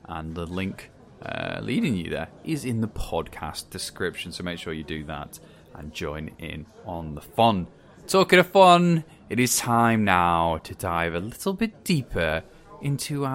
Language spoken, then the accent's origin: English; Wales, United Kingdom; as a Welshman